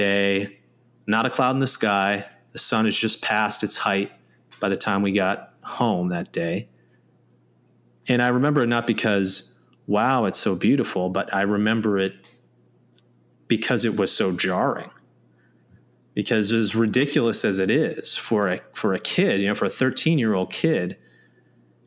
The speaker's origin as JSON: {"language": "English", "town": "Red Creek", "region": "New York", "country": "United States", "tie": "born or raised there", "said": "growing up in Red Creek, New York"}